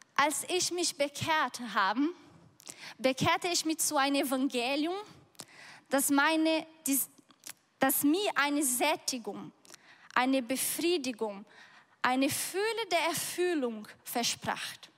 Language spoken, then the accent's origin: German; Brazil; German is a second language; moved away; ich bin auf dem Bauerhof aufgewachsen.